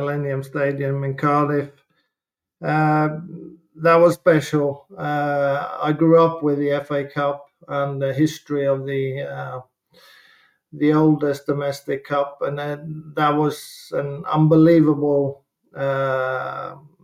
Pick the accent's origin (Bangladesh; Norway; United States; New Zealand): Norway; moved away as an adult; also born or lived in Southampton; growing up in Norway and Scandinavia, watching the English football is massive.